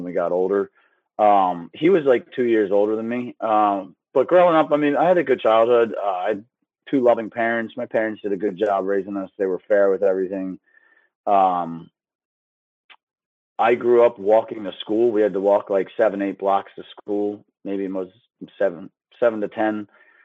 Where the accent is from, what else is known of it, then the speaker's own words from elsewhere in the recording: Philadelphia, Pennsylvania, United States; I grew up outside of Northeast Philadelphia